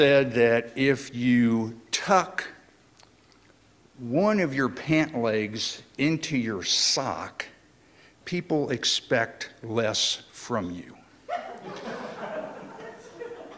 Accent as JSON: {"language": "English", "region": "Indiana", "country": "United States", "tie": "born or raised there", "moved": "yes", "said": "a truly lifelong friend of mine who I grew up with down in Indiana"}